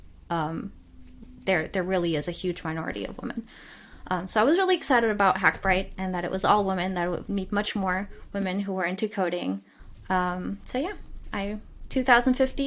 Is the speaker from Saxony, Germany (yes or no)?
no; Cologne, North Rhine-Westphalia, Germany; moved away; I had already been very isolated growing up in Cologne